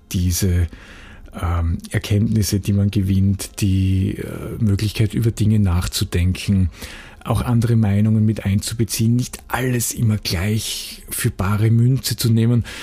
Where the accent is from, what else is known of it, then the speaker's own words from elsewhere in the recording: Graz, Styria, Austria; Ich war ähm, freier Mitarbeiter bei einer großen Zeitung, also für die Verhältnisse, wo ich herkomme in Graz, äh, bei einer relativ großen regionalen Zeitung.